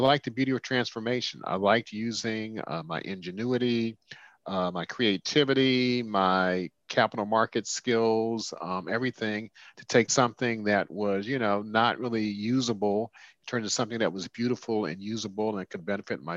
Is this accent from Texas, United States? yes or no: no; Washington, District of Columbia, United States; also born or lived in France / California / Boston; I grew up in Washington, D.C.